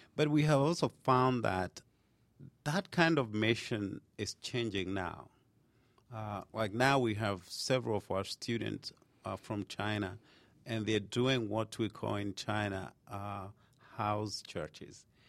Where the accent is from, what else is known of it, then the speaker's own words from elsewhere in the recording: Kenya; moved away as an adult; now in United States; I was born in Kenya and I moved to United States when I was about twenty-something, twenty-something years